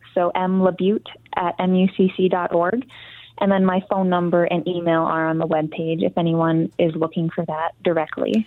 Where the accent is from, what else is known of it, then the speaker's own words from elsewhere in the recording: Garden Peninsula, Upper Peninsula of Michigan, United States; I grew up in the Upper Peninsula of Michigan on the on the Garden Peninsula